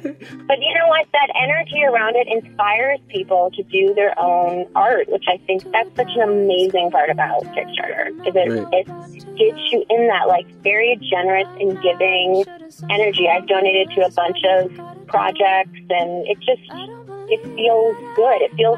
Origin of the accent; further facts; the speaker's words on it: Missouri, United States; moved away; also born or lived in Hawaii / New Mexico / Washington / Colorado; I'm from Missouri. I grew up in a divorced household, so I just grew up doing two weeks, moving all the time.